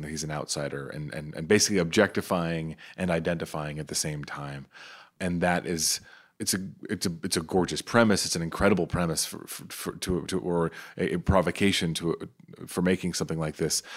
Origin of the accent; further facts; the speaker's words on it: New York City, New York, United States; I'm from Staten Island